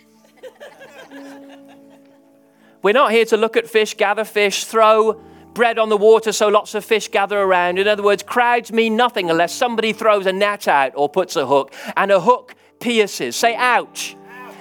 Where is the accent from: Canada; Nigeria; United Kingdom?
United Kingdom; England; I'm English.